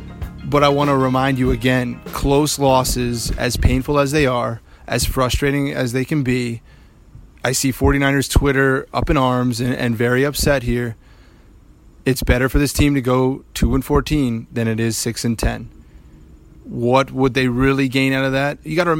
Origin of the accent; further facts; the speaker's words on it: Chantilly, Virginia, United States; moved away; live from Chantilly, Virginia, my hometown.